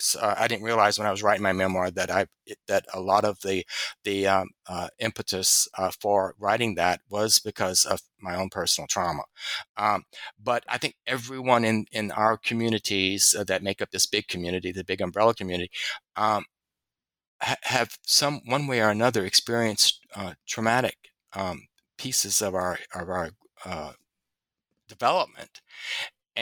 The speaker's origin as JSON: {"language": "English", "region": "Louisiana", "country": "United States", "said": "I'm from Louisiana."}